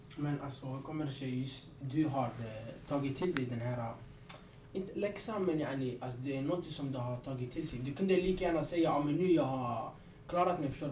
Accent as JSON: {"language": "Swedish", "country": "Sweden", "tie": "born or raised there", "said": "Jag är också ursprungligen från Gylsta, jag gick i Gylstaskolan"}